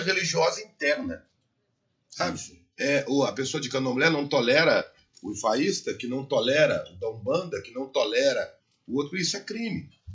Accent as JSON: {"language": "Portuguese", "country": "Brazil", "said": "E eu sou brasileiro e conheço as leis do, do meu país"}